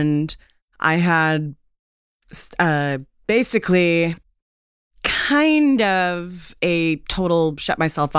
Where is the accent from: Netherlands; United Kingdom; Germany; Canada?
Canada; Which I am Canadian